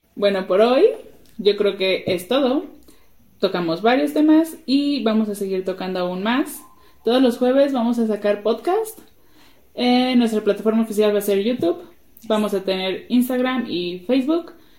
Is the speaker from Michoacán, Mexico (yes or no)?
no; Guadalajara, Jalisco, Mexico; moved away as an adult; now in Puebla, Mexico; Yo no soy de aquí, yo soy de Guadalajara y estamos ahorita en Puebla porque mi esposo es de aquí